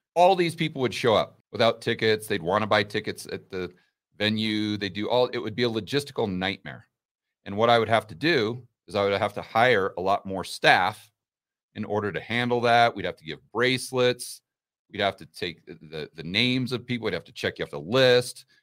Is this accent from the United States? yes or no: yes; United States; as an American, a citizen of the land of the free